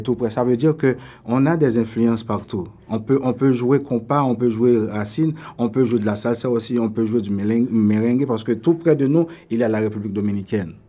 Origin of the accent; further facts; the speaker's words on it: Delmas, Ouest, Haiti; also born or lived in Port-au-Prince, Haiti / Venezuela / United States / Toronto, Canada; now in Canada; je suis haïtien, je suis né à Port-au-Prince. Euh, j'ai grandi à Delma.